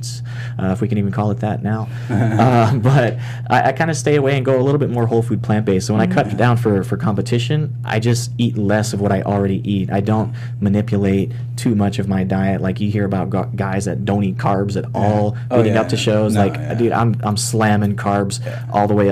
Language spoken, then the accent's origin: English; South Mississippi, United States; I was actually born and raised in South Mississippi within a Hindu community.